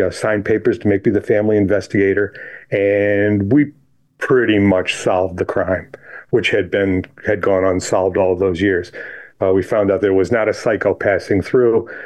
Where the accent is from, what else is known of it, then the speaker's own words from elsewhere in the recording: Chili, New York, United States; I grew up in Chile, New York, which is south of Rochester, end of a dirt road.